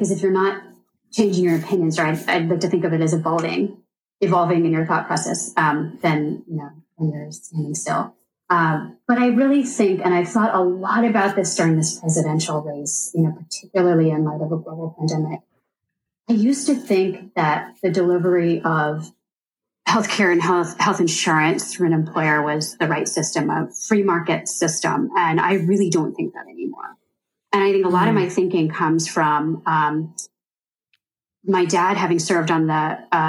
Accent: United States; born there; I mean, first and foremost, that I was born in America.

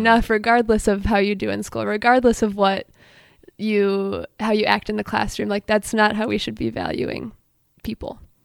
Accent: Allen Park, Michigan, United States; now in Ann Arbor, United States; I'm from Allen Park, Michigan. Grew up going to Allen Park Presbyterian Church

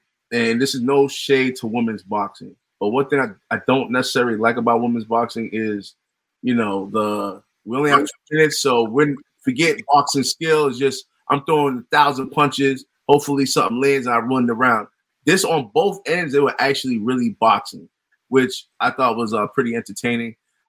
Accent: United States; because I'm an American.

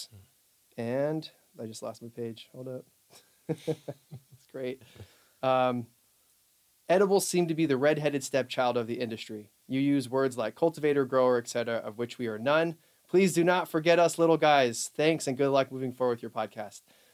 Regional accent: Oregon, United States; I grew up in a farm town about 30 miles outside of Portland, Oregon

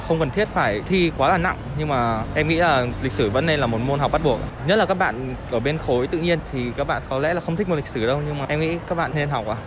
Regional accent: Vietnam; mình là người Việt Nam

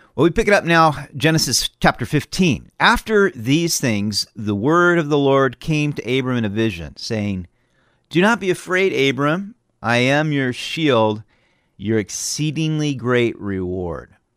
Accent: California, United States; now in Idaho, United States; I'm from California

